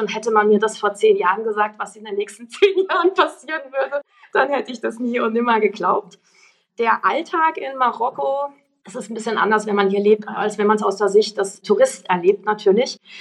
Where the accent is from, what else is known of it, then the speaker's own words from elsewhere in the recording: Freiburg, Baden-Württemberg, Germany; moved away as an adult; now in Morocco; eigentlich Freiburgerin